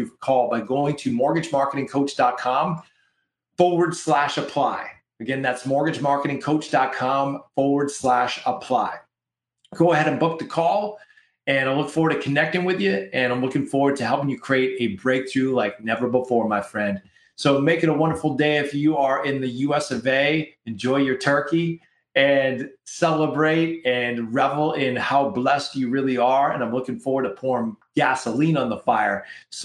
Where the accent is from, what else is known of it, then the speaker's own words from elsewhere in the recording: Canada; We're Canadian up in here, up in Canada